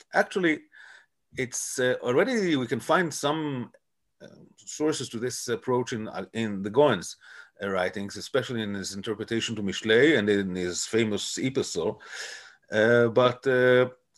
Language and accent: English; Bnei Brak, Tel Aviv District, Israel; So I was born in Tel Aviv, but when I was a baby, I grew up in Bnei Brak since the age of three